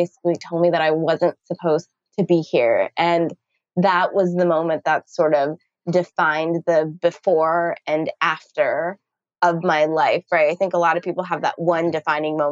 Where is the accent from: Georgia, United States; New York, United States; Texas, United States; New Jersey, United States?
Texas, United States; also born or lived in Canada; I had the most Texas upbringing of any kind